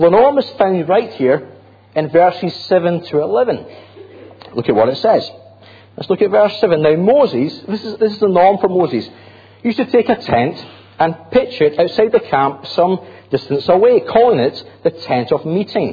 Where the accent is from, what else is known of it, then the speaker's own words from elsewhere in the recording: Grangemouth, Scotland, United Kingdom; I'm from Grangemouth. Proud of it.